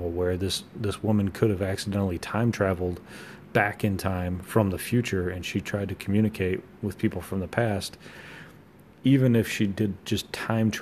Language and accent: English; United States; I'm an American